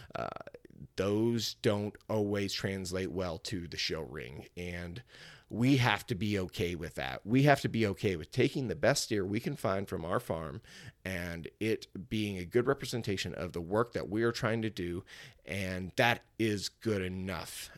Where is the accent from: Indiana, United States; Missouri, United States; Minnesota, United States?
Missouri, United States; Cuba; it's the fair that I grew up showing at, It's the fair I grew up attending. Uh, it's in my hometown of Cuba, Missouri